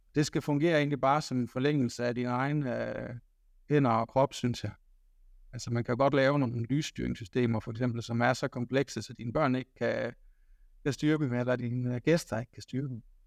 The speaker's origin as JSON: {"language": "Danish", "area": "the Marsh", "region": "Southern Denmark", "country": "Denmark", "said": "Nu kommer jeg fra masken af, så, så der kan jeg føle mig hjemme"}